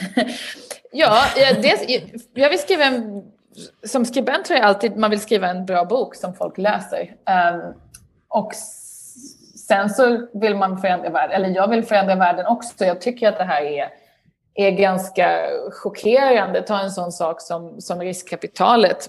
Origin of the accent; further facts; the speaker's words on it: Lund, Skåne, Sweden; moved away as an adult; also born or lived in Uppsala / Stockholm; now in United Kingdom; Jag är uppvuxen i Lund pluggade i Uppsala och bodde sen i Stockholm i ett antal år innan jag flyttade till eh, Storbritannien